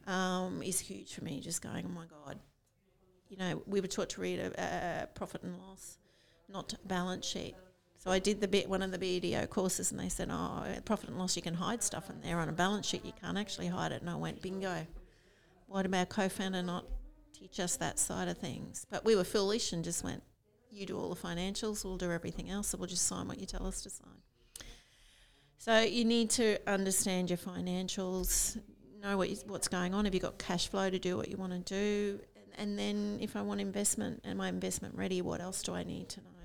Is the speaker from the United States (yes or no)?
no; Rockhampton, Queensland, Australia; also born or lived in Sydney; i grew up in rockhampton